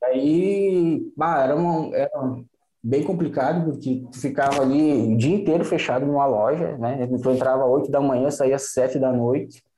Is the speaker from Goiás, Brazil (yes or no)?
no; Santa Rosa, Rio Grande do Sul, Brazil; also born or lived in Florianópolis / Xanxerê; eu sou aqui do, do Noroeste, aqui, Santa Rosa.